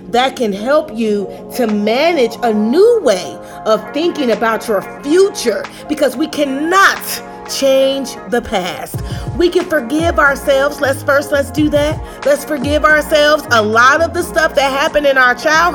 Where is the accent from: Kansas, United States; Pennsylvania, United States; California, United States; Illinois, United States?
Illinois, United States; Chicago; I grew up on the South Side of Chicago